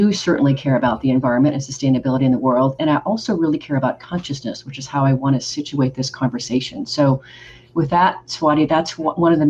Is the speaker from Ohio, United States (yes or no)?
no; Oregon, United States; also born or lived in Rio de Janeiro, Brazil; now in Texas, United States; I'm originally from Oregon